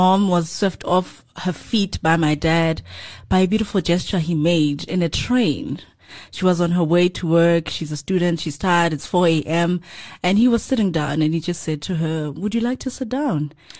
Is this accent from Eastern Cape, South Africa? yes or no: no; Pretoria, Gauteng, South Africa; I was born in Pretoria, in Soshanguve. That's where my father's home was.